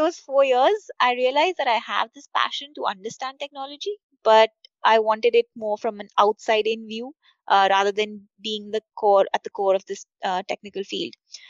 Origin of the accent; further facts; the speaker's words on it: Budapest, Hungary; I grew up in Budapest with my dad heading an electronics firm